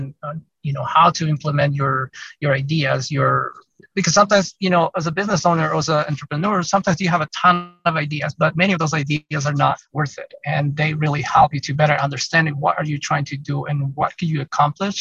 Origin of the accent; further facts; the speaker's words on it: Mexico; now in Salt Lake City, United States; I'm Hispanic and I'm from Mexico.